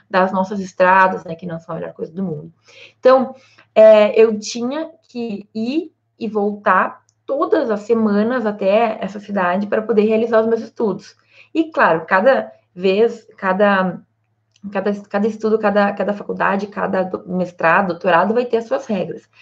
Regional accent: Santa Maria, Rio Grande do Sul, Brazil; vocês sabem que eu sou de Santa Maria, no Rio Grande do Sul.

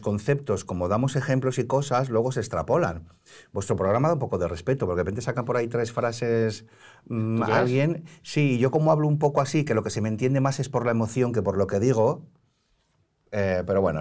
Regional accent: Barcelona, Catalonia, Spain; now in Madrid, Spain; crecí en la Barceloneta de las Ramblas

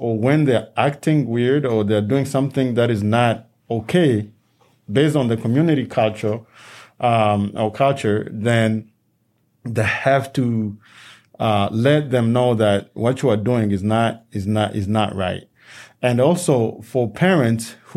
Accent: DR Congo; now in United States; a country where we come from, the Democratic Republic of Congo

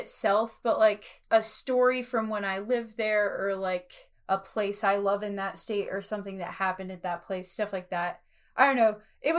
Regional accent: Colorado, United States; And I was from Colorado at the time.

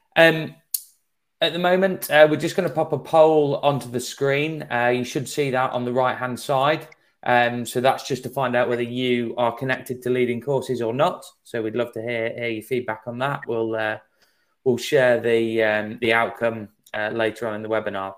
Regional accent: England, United Kingdom; accent: English; my English accent

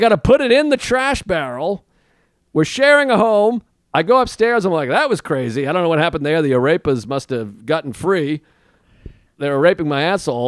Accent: New York, United States; I'm a New Yorker

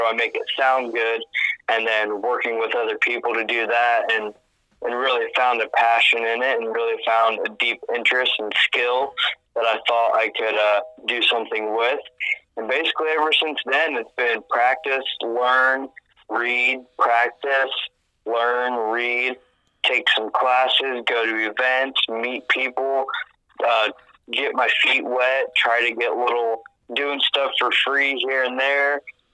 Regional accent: Ohio, United States; I grew up in Ohio

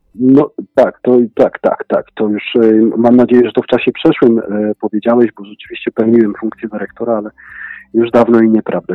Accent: Warsaw, Masovian Voivodeship, Poland; moved away as an adult; also born or lived in Paris, France; pochodzę z Warszawy

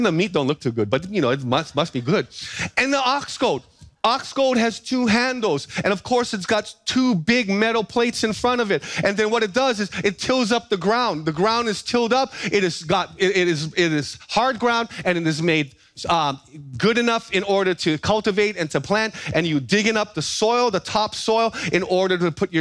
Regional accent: Big Island, Hawaii, United States; growing up on the Big Island

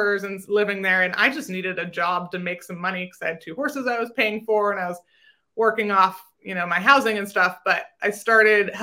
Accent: Vermont, United States; I grew up in Vermont eventing

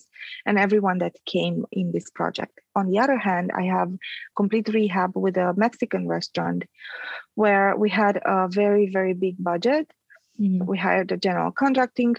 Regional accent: Transylvania, Romania; moved away; I'm Romanian. I was born in Transylvania

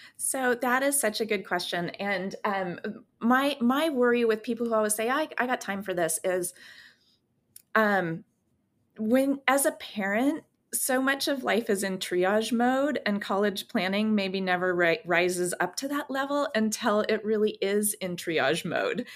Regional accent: San Francisco Bay Area, California, United States; also born or lived in Germany; now in Portland, United States; I grew up in California in the, um, in the San Francisco Bay Area, and I live in Portland, Oregon now

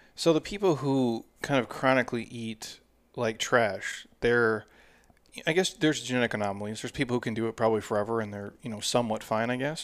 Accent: Midwest, United States; I grew up in the Midwest

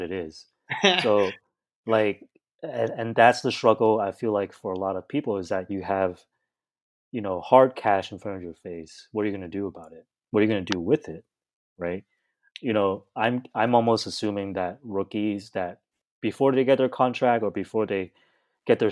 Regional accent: Vancouver, British Columbia, Canada; moved away; also born or lived in Hong Kong / Union City, California; my mom had took us to Vancouver, Canada. So we migrated to Canada when I was really young

